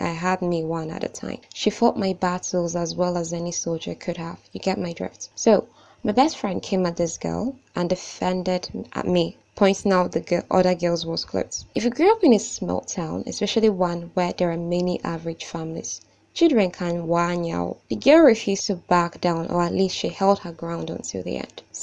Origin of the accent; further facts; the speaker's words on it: Nigeria; I am Nigerian and 20 years of age